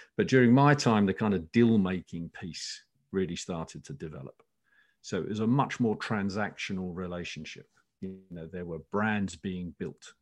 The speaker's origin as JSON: {"language": "English", "area": "Essex", "region": "East of England", "country": "United Kingdom", "tie": "born or raised there", "said": "I grew up in Essex"}